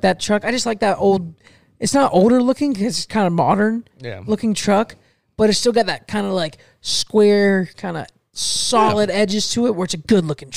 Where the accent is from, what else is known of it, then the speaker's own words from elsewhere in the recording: Fort Meade, Florida, United States; also born or lived in Arcadia, Florida / Mulberry, Florida; I don't want to live in my hometown